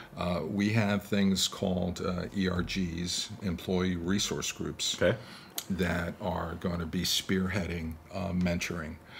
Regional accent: New York, United States; now in Milwaukee, United States; growing up in New York

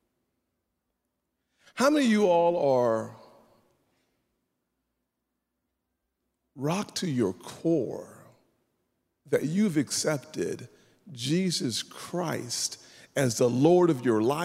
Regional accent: South Carolina, United States; I'm from South Carolina

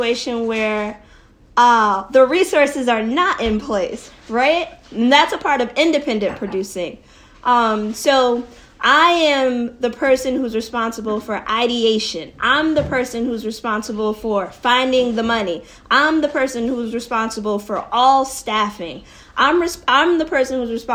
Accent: Connecticut, United States; moved away as an adult; now in New York City, United States; I'm originally from Connecticut, and I'm super proud of being from Connecticut.

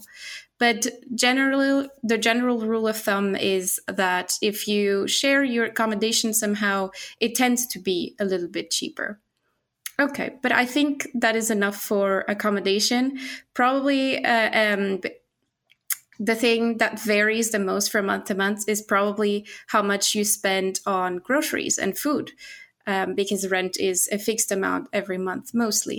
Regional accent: Portugal; now in Linköping, Sweden; I'm from Portugal

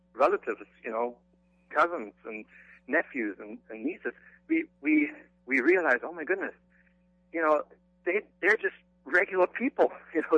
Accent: Germany; moved away; I grew up in Germany

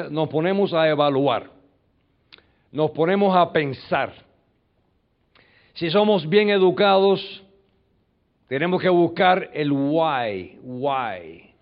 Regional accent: New York, United States; Yo nací en un callejón en los Estados Unidos, me crié en un barrio, mi madre se muere cuando yo tengo cuatro años de edad

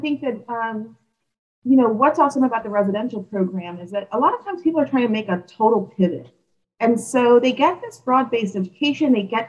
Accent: Philadelphia, Pennsylvania, United States; now in Charlottesville, United States; I am born and raised in Philadelphia.

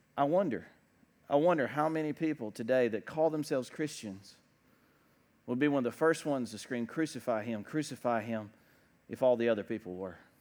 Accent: United States

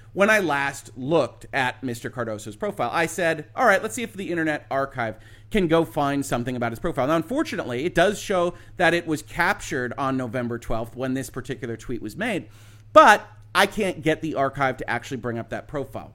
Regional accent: United States; as an American

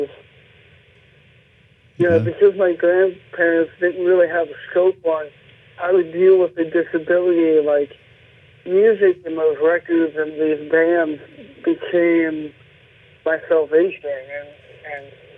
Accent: Illinois, United States; moved away as an adult; now in Los Angeles, United States; I came from small town Illinois

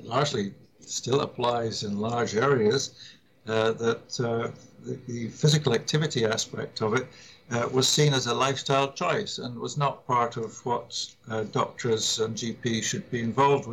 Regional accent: Scotland, United Kingdom; I grew up abroad, as it happens, but I was sent back to my home country, Scotland, for my education from the age of 10.

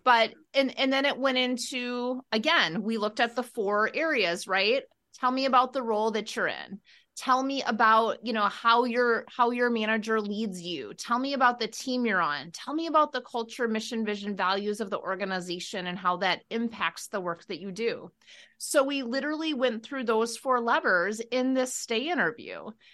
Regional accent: Wisconsin, United States; we are both from Wisconsin

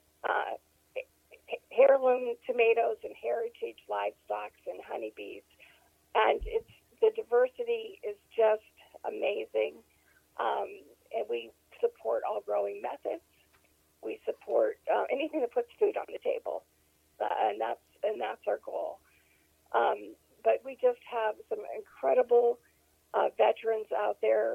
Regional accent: Pennsylvania, United States; moved away as an adult; also born or lived in Wiesbaden, Germany / California / Tennessee / New York; now in Texas, United States; We went back to near our family farm in Pennsylvania and basically grew up in that area

